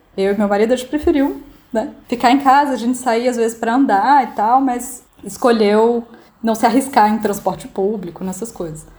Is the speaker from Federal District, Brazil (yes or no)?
yes; Brasília, Federal District, Brazil; moved away as an adult; now in Milan, Italy; eu sou de Brasília e moro na Itália desde novembro do ano passado